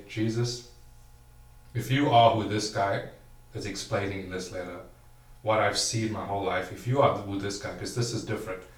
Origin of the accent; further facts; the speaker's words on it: Durban, KwaZulu-Natal, South Africa; now in Perth, Australia; growing up in South Africa, very Christian nation